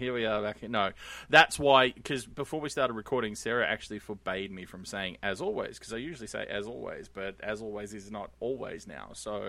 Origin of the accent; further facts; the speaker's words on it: Australia; It's fine. I'm Australian.